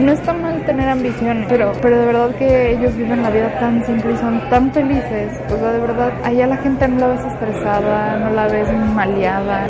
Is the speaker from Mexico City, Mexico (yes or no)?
yes; Mexico City, Mexico; yo soy originaria de la Ciudad de México